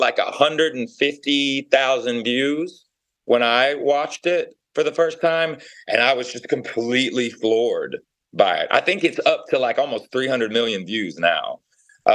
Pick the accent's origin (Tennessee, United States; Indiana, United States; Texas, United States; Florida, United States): Tennessee, United States; Knoxville; I'm from Knoxville, Tennessee.